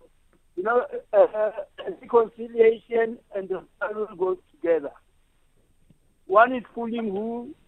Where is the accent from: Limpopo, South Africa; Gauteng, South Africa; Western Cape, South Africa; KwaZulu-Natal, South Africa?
Limpopo, South Africa; Mankweng; also born or lived in Johannesburg; I'm from Mankweng. I left school very early, knowing that I'm very intelligent, but I went and worked in Joburg